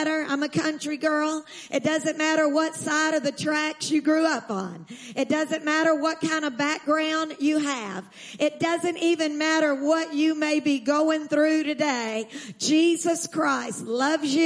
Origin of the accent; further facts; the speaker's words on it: Texas, United States; I'm from Texas